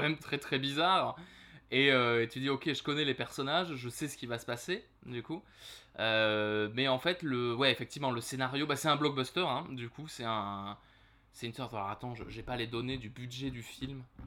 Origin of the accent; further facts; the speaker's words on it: France; chez nous